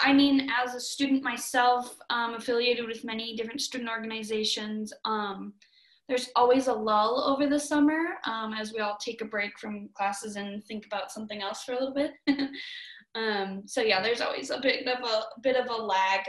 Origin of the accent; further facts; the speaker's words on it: Minnesota, United States; now in Missoula, United States; a Minnesotan